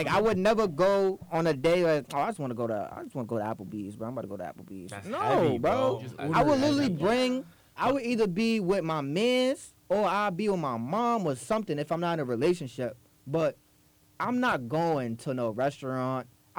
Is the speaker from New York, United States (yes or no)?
yes; New York City, New York, United States; I'm from the Bronx